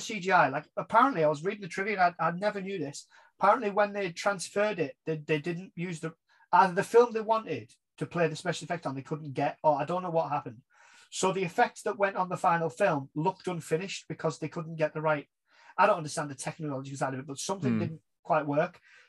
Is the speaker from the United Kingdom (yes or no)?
yes; England, United Kingdom; we as English British people